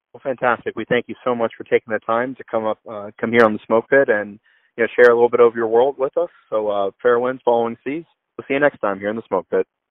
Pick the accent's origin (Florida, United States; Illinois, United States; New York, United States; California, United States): Florida, United States; Orlando; moved away; I grew up in Florida